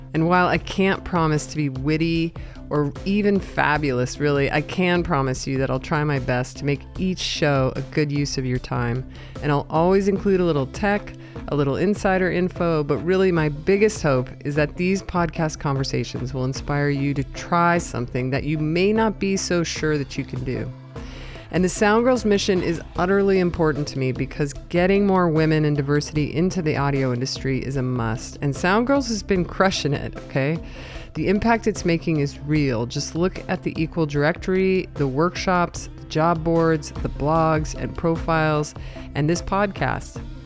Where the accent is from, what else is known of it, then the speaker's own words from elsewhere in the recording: Southern California, United States; I was in SoCal